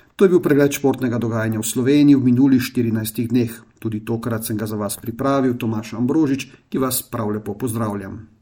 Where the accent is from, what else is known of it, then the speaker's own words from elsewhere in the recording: Slovenia; smo Slovenci